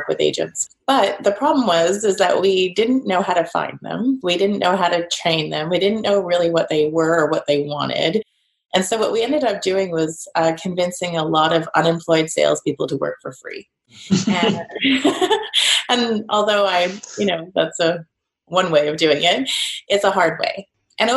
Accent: Canada; moved away; also born or lived in Edinburgh; So I'm Canadian

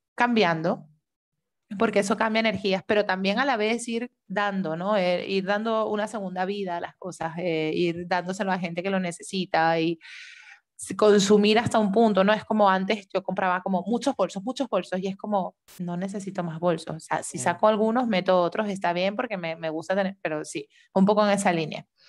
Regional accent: Venezuela; moved away; nosotras que somos de Venezuela

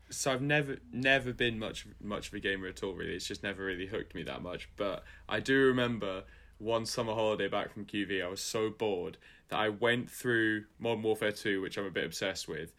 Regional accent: Scotland, United Kingdom; I'm from Scotland

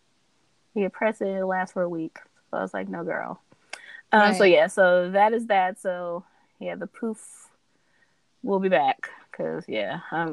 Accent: California, United States; I came from California with my press and curl

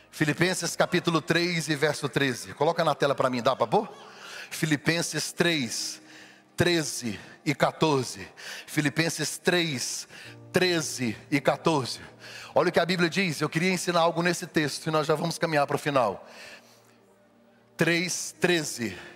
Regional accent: Brazil; moved away; para gente como brasileiro que não está acostumado

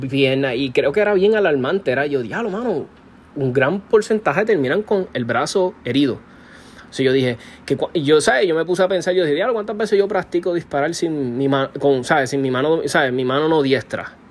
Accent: Puerto Rico

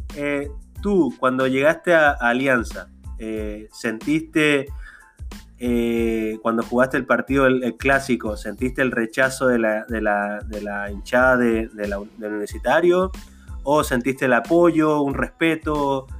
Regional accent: Chile; yo soy chileno

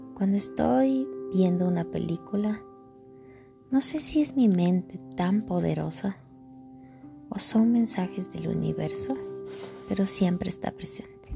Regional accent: Ecuador; Soy ecuatoriana, Vivo en el Ecuador

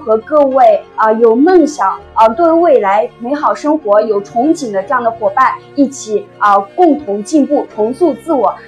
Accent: Tianshui, Gansu, China; 那也是一位刚刚步入社会的女生。

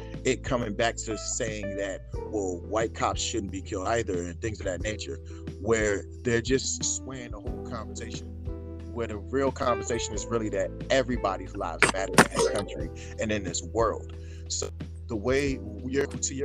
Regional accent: United States; also born or lived in Sierra Leone; I'm African. I grew up in America since I was 1 year old, but I'm African

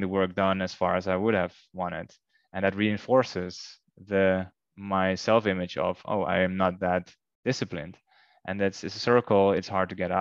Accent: Netherlands; moved away as an adult; now in Curaçao; my home country, the Netherlands.

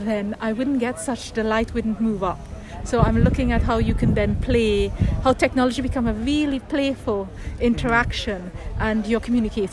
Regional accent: Trinidad & Tobago; moved away as an adult; now in United Kingdom; I grew up in Trinidad and Tobago for 25 years

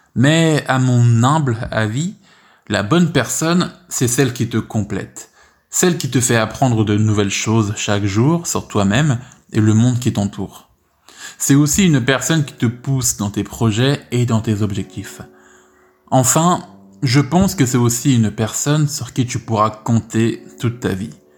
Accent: France; je te raconte ma vie en France en tant que français

